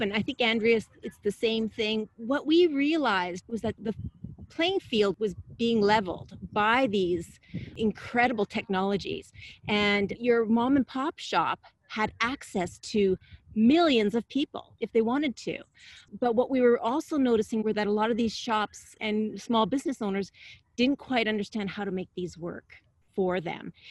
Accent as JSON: {"language": "English", "country": "Canada", "moved": "yes", "lives_now": "San Diego, United States", "said": "I'm originally from Canada"}